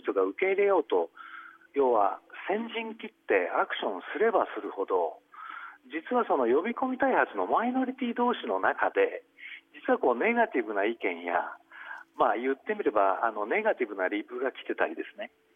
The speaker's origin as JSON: {"language": "Japanese", "town": "Kawasaki", "region": "Kanagawa", "country": "Japan", "tie": "born or raised there", "said": "私の地元の川崎"}